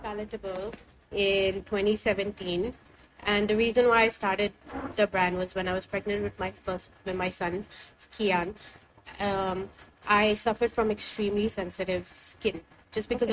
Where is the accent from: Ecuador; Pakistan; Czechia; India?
India; being Indian